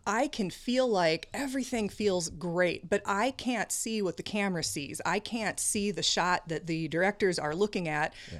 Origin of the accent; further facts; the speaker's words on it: Iowa, United States; moved away as an adult; also born or lived in Marion, Iowa / Cedar Rapids, Iowa; now in Minnesota, United States; I grew up in Iowa